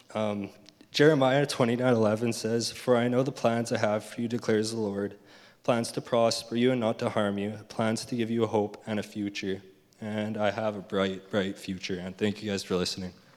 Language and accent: English; Leduc, Alberta, Canada; I was born and raised in Leduc, Alberta